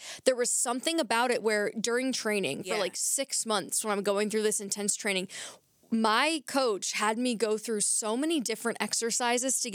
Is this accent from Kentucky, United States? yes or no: yes; Kentucky, United States; I'm from Kentucky